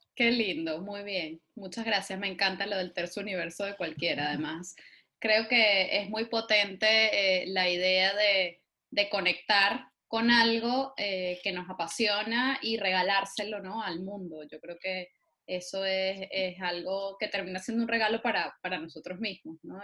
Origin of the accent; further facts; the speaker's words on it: Venezuela; lo que en Venezuela llamamos un firifiri.